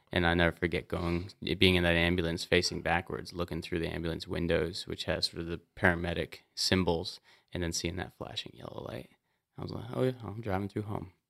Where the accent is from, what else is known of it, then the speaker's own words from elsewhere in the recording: Montana, United States; as an outdoorsman growing up in Montana since I was a kid